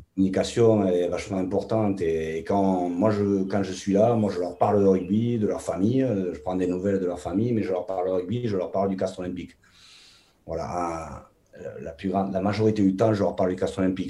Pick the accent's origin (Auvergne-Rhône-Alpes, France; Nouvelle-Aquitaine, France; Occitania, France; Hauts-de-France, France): Occitania, France; Toulouse; moved away; also born or lived in England; chez nous, à Toulouse